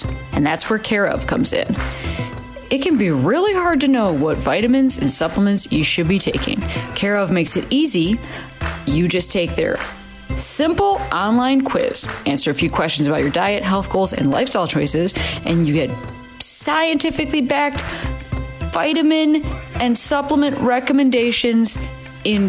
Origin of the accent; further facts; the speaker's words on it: Chicago, Illinois, United States; now in Los Angeles, United States; I'm from Chicago originally